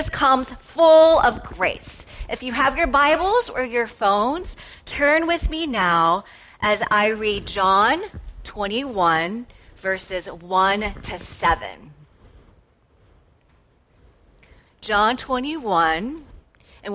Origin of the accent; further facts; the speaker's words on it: Atlanta, Georgia, United States; moved away as an adult; now in Wheaton, United States; I was born and raised in Atlanta